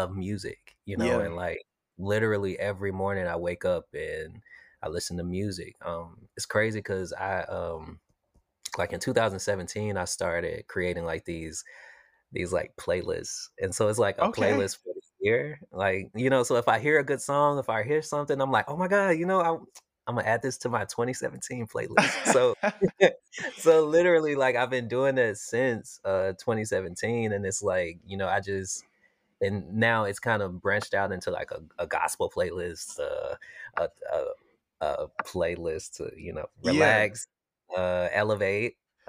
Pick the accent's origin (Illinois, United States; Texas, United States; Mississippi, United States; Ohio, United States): Mississippi, United States; Jackson; Originally, I'm from Jackson, Mississippi.